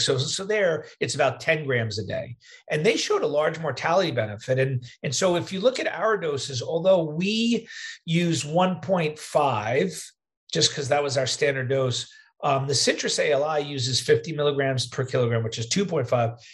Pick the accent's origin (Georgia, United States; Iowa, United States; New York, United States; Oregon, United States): New York, United States; moved away as an adult; also born or lived in Wisconsin; now in Midwest, United States; I'm a New Yorker, but I live in the Midwest now